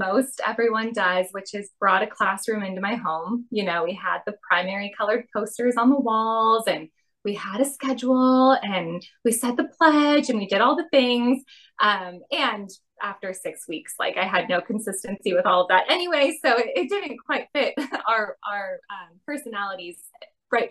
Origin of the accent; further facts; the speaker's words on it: Chicago, Illinois, United States; moved away; also born or lived in Miami, Florida; I grew up in Chicago and Miami.